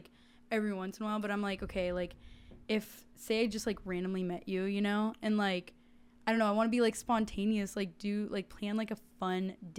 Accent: Seattle, Washington, United States; I'm from Seattle.

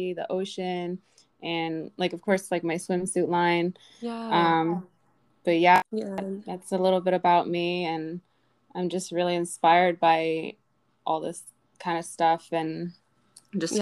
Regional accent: New Jersey, United States; moved away as an adult; now in Miami Beach, United States; I'm originally from New Jersey. I grew up and I lived there my entire life, but now I'm living in Miami Beach for almost 2 years now.

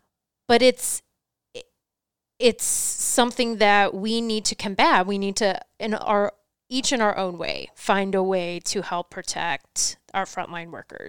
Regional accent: United States; the fact that we went 1 minute doing whatever we wanted as Americans, is that's what's great about being American, within reason, right?

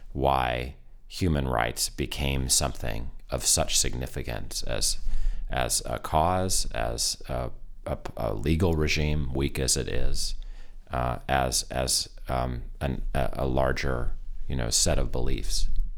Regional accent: United States; I'm American.

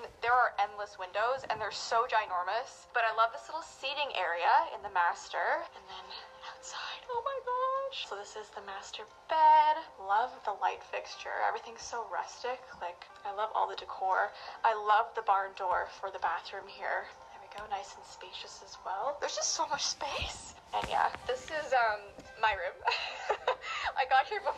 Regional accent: Canada; we're Canadian

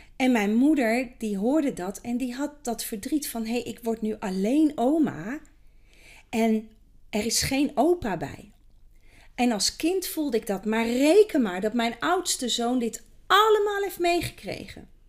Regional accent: Kampen, Overijssel, Netherlands; geboren in Kampen, in het mooie Kampen.

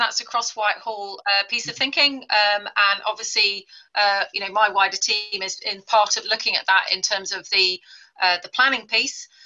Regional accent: Mombasa, Mombasa County, Kenya; moved away; I was born in the Catherine Bibby Hospital in Mombasa

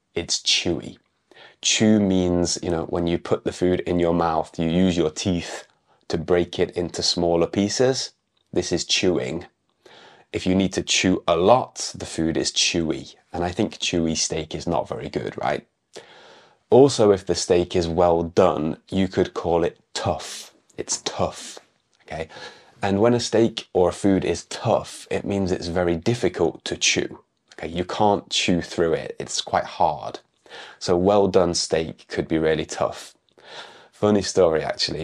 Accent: United Kingdom; moved away; an English teacher from the UK

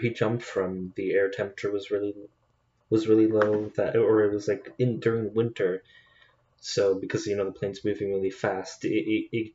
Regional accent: Canada; I'm Canadian

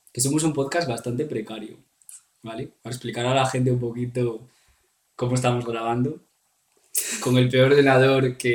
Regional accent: Spain; somos españoles

